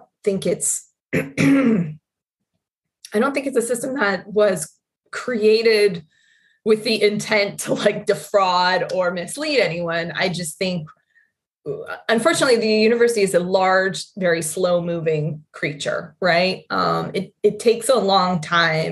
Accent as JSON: {"language": "English", "town": "Carson City", "region": "Nevada", "country": "United States", "tie": "born or raised there", "also_born_or_lived": "Madrid, Spain", "said": "I grew up in Carson City, Nevada, a very small town, capital city of Nevada"}